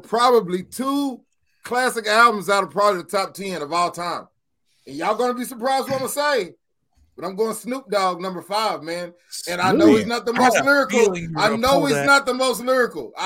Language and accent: English; Kentucky, United States; you know me from Kentucky